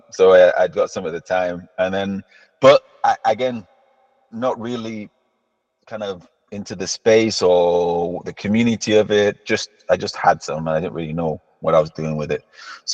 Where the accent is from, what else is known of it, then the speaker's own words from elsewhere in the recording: Tanzania; born there; also born or lived in Kuwait; I was born in Tanzania, and my dad's a doctor, I'm also, and then we moved to Kuwait actually first.